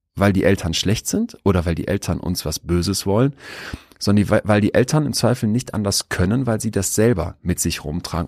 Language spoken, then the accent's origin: German; Rhineland, Germany; wir sind ja aus dem Rheinland